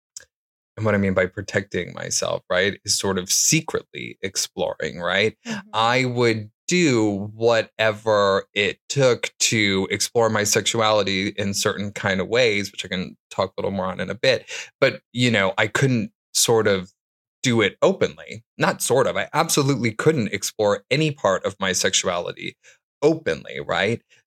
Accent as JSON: {"language": "English", "town": "Detroit", "region": "Michigan", "country": "United States", "tie": "born or raised there", "said": "I grew up in Detroit, Michigan"}